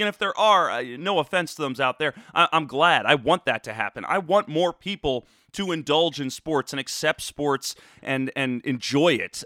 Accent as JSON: {"language": "English", "town": "Cherry Hill", "region": "New Jersey", "country": "United States", "tie": "born or raised there", "also_born_or_lived": "Philadelphia / New York City", "moved": "as an adult", "lives_now": "Austin, United States", "said": "born in Philadelphia, raised in Cherry Hill."}